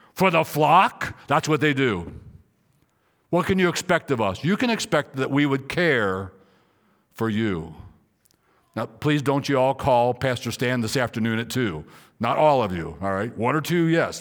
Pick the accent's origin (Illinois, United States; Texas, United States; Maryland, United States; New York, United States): Maryland, United States; moved away; also born or lived in Riverside, California; I was in Riverside, California, and I was a pastor, though I'm from Maryland